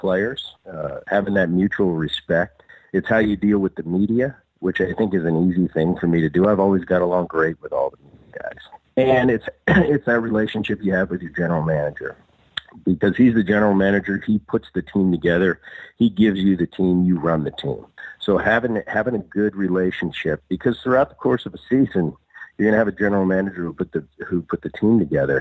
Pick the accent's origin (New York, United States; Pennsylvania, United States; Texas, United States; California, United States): Pennsylvania, United States; Philadelphia; I grew up in Philly and my dad played for the Phillies, you know, through the 70s.